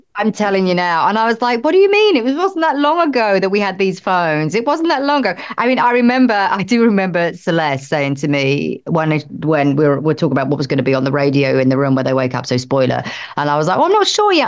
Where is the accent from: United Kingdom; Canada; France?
United Kingdom; I'm British